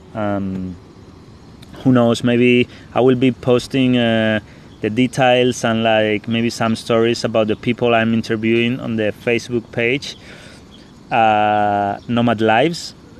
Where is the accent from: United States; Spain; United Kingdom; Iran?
Spain; English is a second language; moved away as an adult; I'm from from Spain